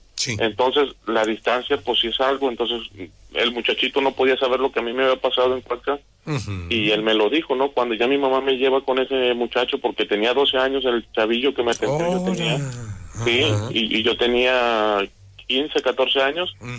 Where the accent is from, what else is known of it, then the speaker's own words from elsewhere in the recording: Coatzacoalcos, Veracruz, Mexico; Yo, soy de Coatzacoalcos, estudié allá la secundaria, entonces tenía aproximadamente como 14 años